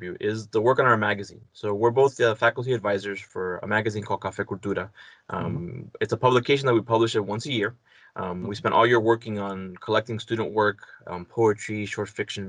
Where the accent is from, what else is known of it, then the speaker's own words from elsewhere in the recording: Hialeah, Florida, United States; also born or lived in Chapel Hill, North Carolina; I was raised in Hialeah.